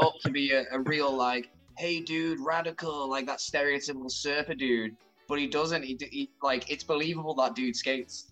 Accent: Chester, North West England, United Kingdom; when I was growing up in Chester

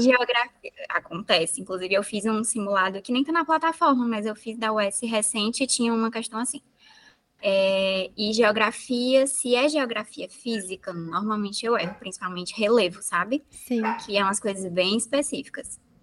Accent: Maranguape, Ceará, Brazil; eu sou da região metropolitana de Fortaleza, Maranguape, uma cidade pequena

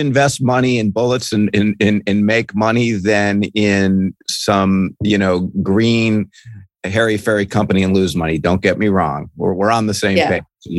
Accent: Ohio, United States; now in California, United States; I'm from Ohio.

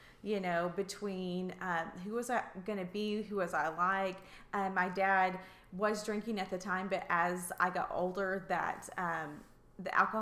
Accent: Russellville, Arkansas, United States; also born or lived in Oklahoma / Missouri / Bella Vista, Arkansas; I grew up in Russellville, Arkansas, so born and raised.

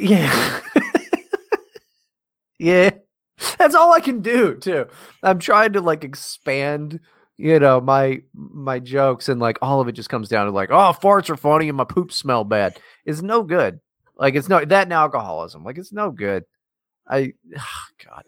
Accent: West Virginia, United States; growing up in West Virginia is tough

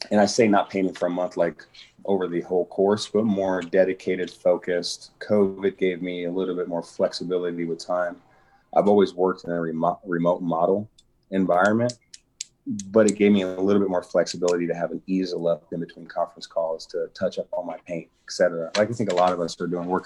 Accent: Des Moines, Iowa, United States; also born or lived in California; I grew up in Des Moines.

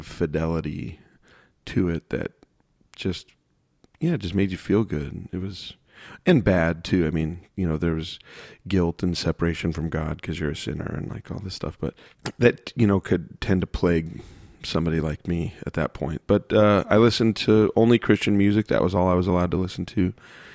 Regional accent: Phoenix, Arizona, United States; I grew up in Phoenix, Arizona

